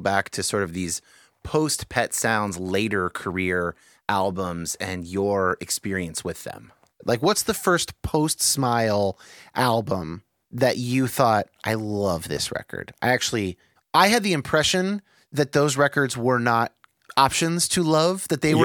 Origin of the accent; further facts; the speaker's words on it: California, United States; growing up in California